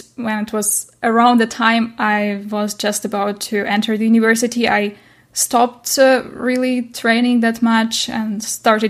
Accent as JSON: {"language": "English", "town": "Nikopol", "region": "Dnipropetrovsk Oblast", "country": "Ukraine", "tie": "born or raised there", "moved": "as an adult", "lives_now": "Germany", "said": "I'm Ukrainian, so I come from Ukraine, and I was born in Nikopol"}